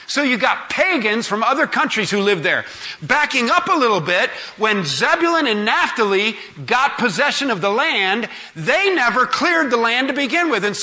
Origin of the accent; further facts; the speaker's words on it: Georgia, United States; I'm from Georgia.